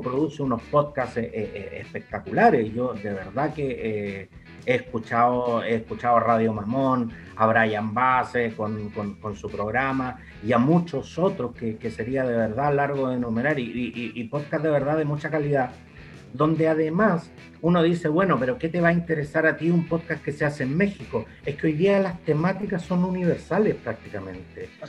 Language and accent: Spanish; Santiago, Santiago Metropolitan Region, Chile; yo soy de Santiago Centro